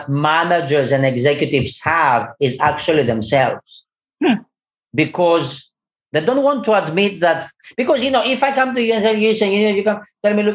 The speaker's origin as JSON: {"language": "English", "region": "London", "country": "United Kingdom", "moved": "yes", "said": "I'm from London"}